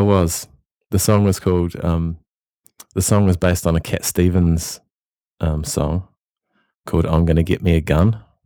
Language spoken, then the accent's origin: English; Christchurch, Canterbury, New Zealand; moved away as an adult; now in Melbourne, Australia; I come from Christchurch, which is in the South Island of New Zealand